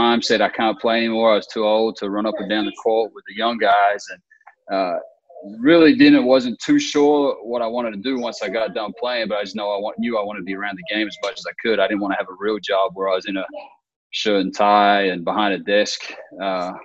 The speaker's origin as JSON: {"language": "English", "country": "Australia", "tie": "born or raised there", "moved": "as an adult", "lives_now": "United States", "said": "I'm originally from Australia, so I grew up in Australia and spent my whole childhood in Australia. I didn't come here until I was in college"}